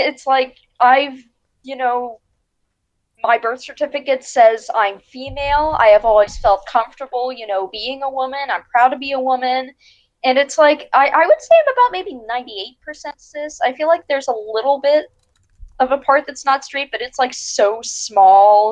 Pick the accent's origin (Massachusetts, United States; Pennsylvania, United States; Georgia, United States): Pennsylvania, United States; Pittsburgh; I am from Pittsburgh, Pennsylvania